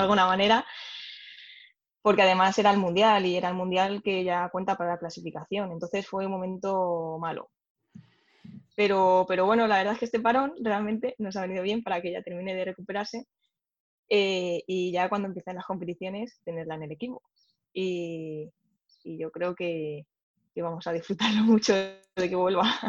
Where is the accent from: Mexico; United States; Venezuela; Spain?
Spain; en nuestro caso, también siendo españoles